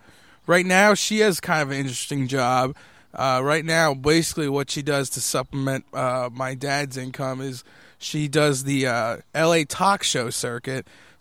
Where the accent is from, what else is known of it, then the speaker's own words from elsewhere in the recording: Waltham, Massachusetts, United States; I was from Waltham, Massachusetts before that, which is not very far from here.